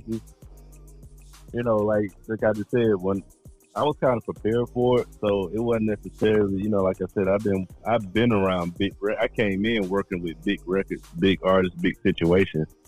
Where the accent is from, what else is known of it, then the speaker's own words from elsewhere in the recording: Atlanta, Georgia, United States; when you born and raised in Atlanta, you start seeing people you went to school with since second grade